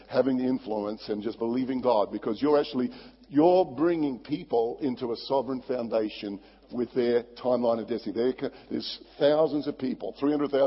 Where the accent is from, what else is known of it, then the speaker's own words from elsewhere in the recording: Barossa Valley, South Australia, Australia; I was brought up in the Barossa Valley, beautiful wine growing area in South Australia